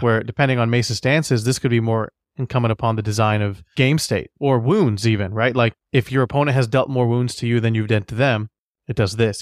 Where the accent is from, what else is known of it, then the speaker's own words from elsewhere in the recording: United States; as an American